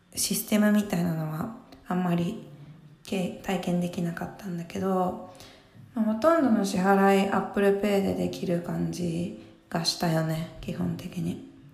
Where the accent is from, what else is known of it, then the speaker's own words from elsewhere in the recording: Mie, Japan; moved away; 私普通にすごい三重県のすごい何もないとこ出身